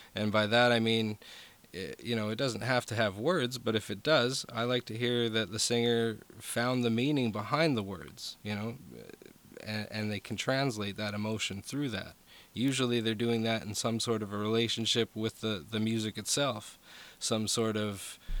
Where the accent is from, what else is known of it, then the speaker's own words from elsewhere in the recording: Vancouver, British Columbia, Canada; moved away; that's where I was from was from Vancouver, BC